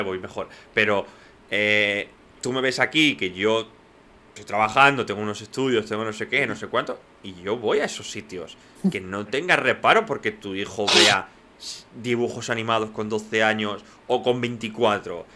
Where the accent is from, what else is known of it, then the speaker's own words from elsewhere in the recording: Catalonia, Spain; first language Spanish; crecimos, porque vivimos en Cataluña